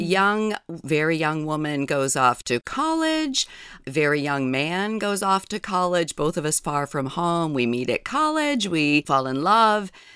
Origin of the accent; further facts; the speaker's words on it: New Hampshire, United States; moved away as an adult; now in Kodiak Island, United States; I grew up in New Hampshire